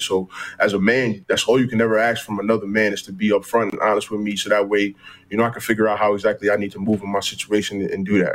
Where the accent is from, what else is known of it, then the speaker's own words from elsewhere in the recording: United States; as an American C F L player